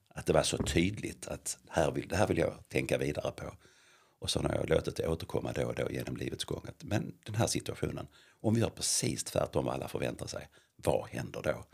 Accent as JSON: {"language": "Swedish", "town": "Lund", "region": "Skåne", "country": "Sweden", "tie": "born or raised there", "said": "uppvuxen i centrala Lund med mamma, pappa och fyra äldre syskon"}